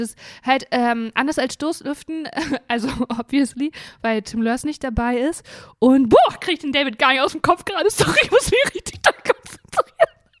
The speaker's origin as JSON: {"language": "German", "country": "Germany", "said": "ich lebe ja in Deutschland und bin Deutsche"}